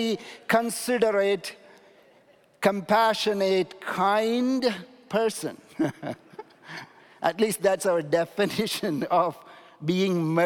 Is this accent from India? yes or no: yes; India; moved away; I'm coming from India